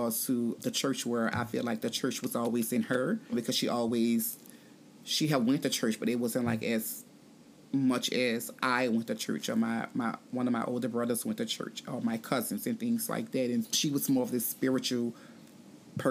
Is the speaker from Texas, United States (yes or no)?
no; New Orleans, Louisiana, United States; I grew up in New Orleans